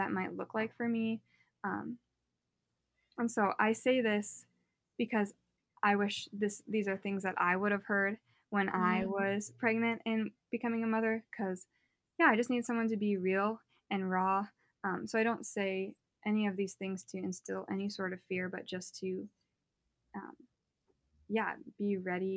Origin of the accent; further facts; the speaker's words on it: North Dakota, United States; I'm born and raised in North Dakota to a Catholic family.